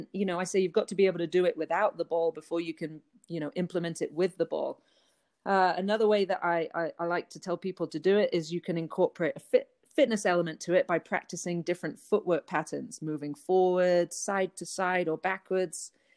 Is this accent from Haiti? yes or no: no; England, United Kingdom; accent: changed from English; moved away as an adult; now in United States; I'm from England, although my accent has changed a lot living here for over 20 years. But I grew up playing tennis in England from about age 8 until 19.